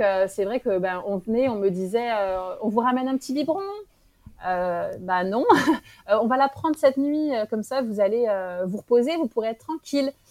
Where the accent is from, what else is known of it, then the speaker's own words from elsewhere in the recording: France; moved away as an adult; now in Morocco; J'étais en France. j'ai grandi en France